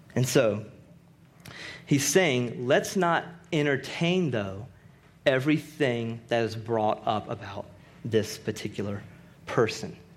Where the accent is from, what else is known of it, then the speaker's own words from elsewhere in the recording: Rocky Mount, North Carolina, United States; I'm from Rocky Mount, North Carolina